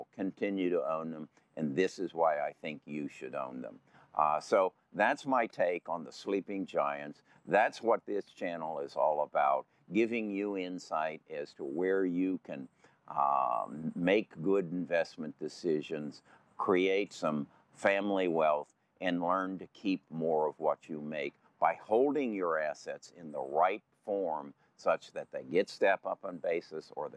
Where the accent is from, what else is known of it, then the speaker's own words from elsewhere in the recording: Indianapolis, Indiana, United States; I was born here in Indianapolis